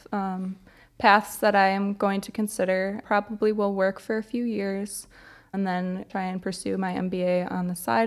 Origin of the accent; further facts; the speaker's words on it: Downers Grove, Illinois, United States; I'm from Downers Grove, which is a suburb a half hour outside of the city